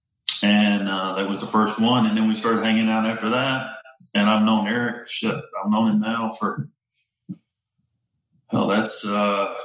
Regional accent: Forest City, North Carolina, United States; moved away as an adult; also born or lived in Asheville, North Carolina / Los Angeles; we born in Asheville, and then I grew up in Forest City, North Carolina

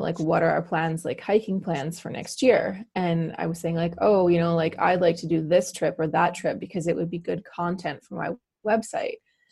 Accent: New Westminster, British Columbia, Canada; also born or lived in Halifax; I'm from New Westminster, BC. I am one of the sort of rare born and bred Vancouverites.

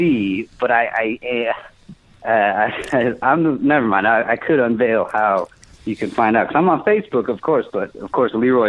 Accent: India; I'm Indian. I'm not Middle Eastern.

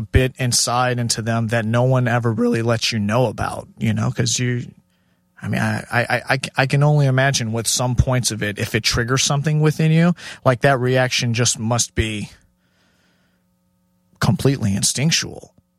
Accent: Chicago, Illinois, United States; also born or lived in Houston / Minneapolis / New York / Los Angeles; in the way I grew up in Chicago and then Houston and then a transplant to Minneapolis and New York, LA for a bit.

